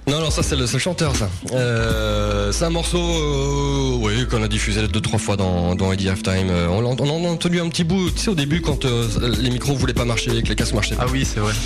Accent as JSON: {"language": "French", "area": "Ardennes", "region": "Grand Est", "country": "France", "tie": "born or raised there", "said": "dans les Ardennes, ce sera chez moi, dans, ma région natale"}